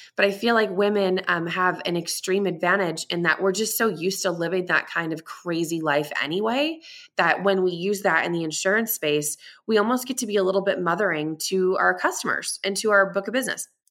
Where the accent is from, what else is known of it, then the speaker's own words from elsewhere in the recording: Boston, Massachusetts, United States; now in Tucson, United States; But I am in Tucson, Arizona, but I'm originally from Boston.